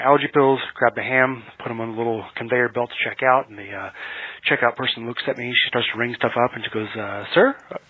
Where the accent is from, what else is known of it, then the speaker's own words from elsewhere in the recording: Texas, United States; I'm from Texas.